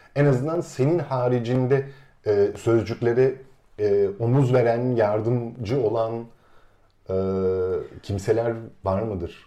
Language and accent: Turkish; Istanbul, Turkey; ben de küçük çekmecede neticede İstanbul'un taşrasında bir e, semtte büyüdüm